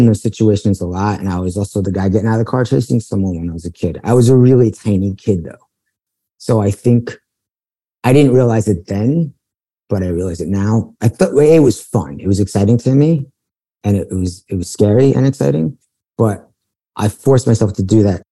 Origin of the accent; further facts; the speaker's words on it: New York City, New York, United States; now in Los Angeles, United States; I grew up in Bayside, Queens